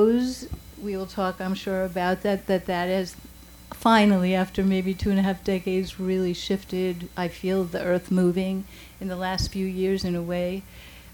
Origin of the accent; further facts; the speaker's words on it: New York City, New York, United States; I was from the Bronx